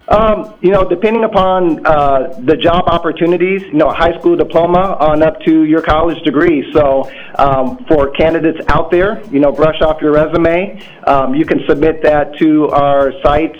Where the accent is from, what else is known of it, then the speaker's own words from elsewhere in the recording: Des Moines, Iowa, United States; moved away as an adult; also born or lived in Hampton, Virginia; now in Minneapolis, United States; I'm originally from Des Moines, Iowa